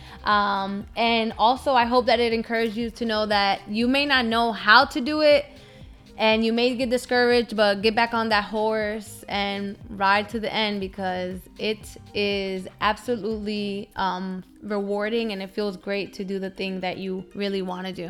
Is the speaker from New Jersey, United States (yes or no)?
yes; Newark, New Jersey, United States; accent: Hispanic; moved away as an adult; also born or lived in Dominican Republic; now in Florida, United States; My hometown, my home was Newark, New Jersey